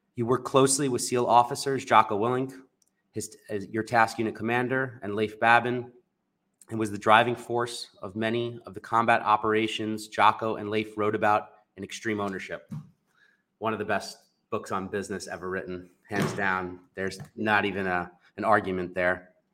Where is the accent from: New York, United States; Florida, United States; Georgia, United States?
New York, United States; I'm from New York